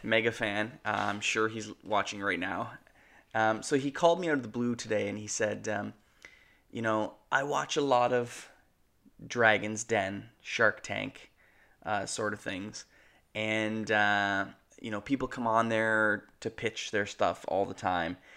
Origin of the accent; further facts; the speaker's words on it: Canada; We're Canadian filmmakers